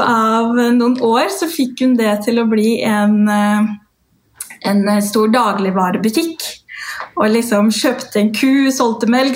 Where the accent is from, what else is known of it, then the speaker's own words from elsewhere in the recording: Norway; also born or lived in Dominican Republic; de seks første årene av livet mitt er jo derfra. Jeg ble født